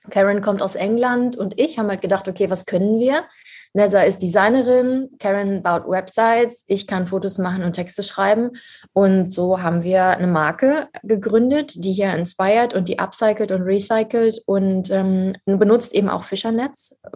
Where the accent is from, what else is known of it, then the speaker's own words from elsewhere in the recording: Harz, Germany; Also ich komme aus dem Harz ursprünglich.